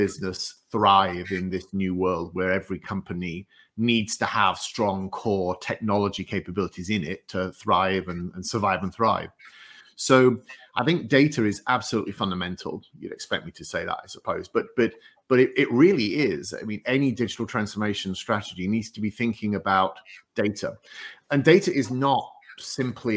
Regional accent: northeast coast of England, North East England, United Kingdom; moved away as an adult; also born or lived in Loughborough, England; now in United States; I'm from the northeast coast of England, as you can tell by my accent, but I'm now an American.

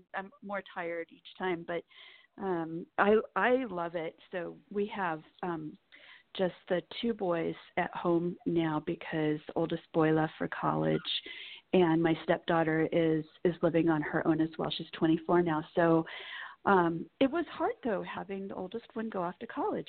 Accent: Nebraska, United States; I grew up in Nebraska

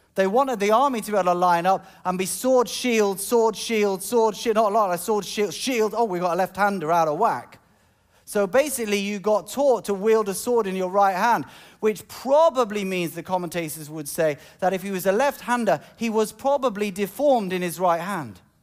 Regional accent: United Kingdom; I'm British

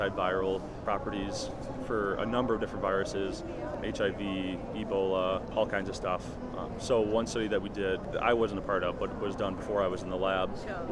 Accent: Detroit, Michigan, United States; I'm from Michigan, Detroit area originally, and I stayed in Michigan for my undergrad

